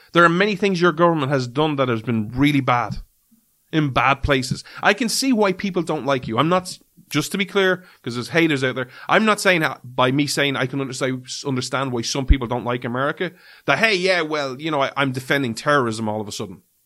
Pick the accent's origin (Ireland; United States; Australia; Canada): Ireland; as an Irishman